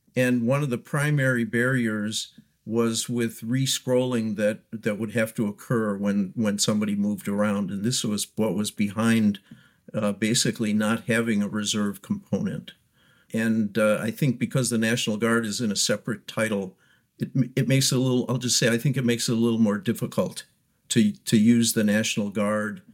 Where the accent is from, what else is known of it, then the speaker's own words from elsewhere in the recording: Wisconsin, United States; moved away; I'm from Wisconsin originally